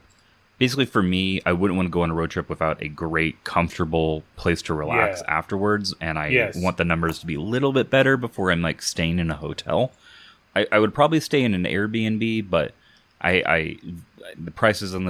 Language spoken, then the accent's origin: English; Southern California, United States; moved away; also born or lived in Kansas; any kid growing up in Southern California, the Vegas trips as with families were all really, really good